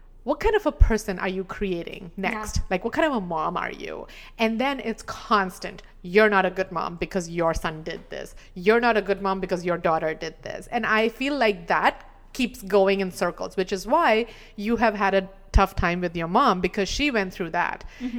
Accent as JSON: {"language": "English", "country": "India", "said": "we were talking about, you know, the general experiences we've had as an Indian woman."}